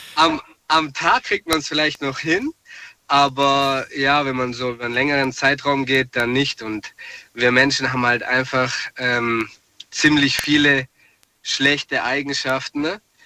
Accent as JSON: {"language": "German", "town": "Ludwigsburg", "region": "Baden-Württemberg", "country": "Germany", "said": "aus Ludwigsburg"}